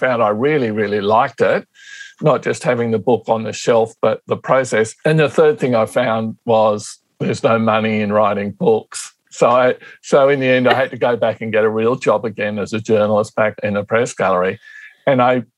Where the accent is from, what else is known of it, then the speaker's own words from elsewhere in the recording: Canberra, Australian Capital Territory, Australia; also born or lived in Tasmania; But I've lived most of my life in Canberra. I grew up here